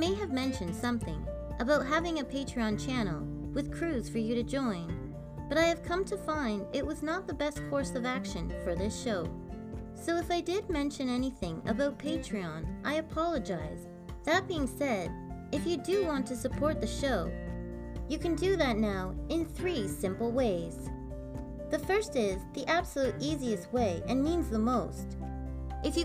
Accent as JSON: {"language": "English", "country": "Canada", "said": "I'm Canadian Girl"}